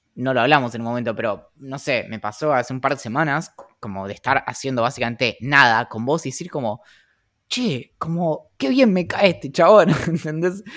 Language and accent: Spanish; San Carlos de Bariloche, Río Negro, Argentina; creciendo en, en Bariloche y todo, o sea, como toda mi vida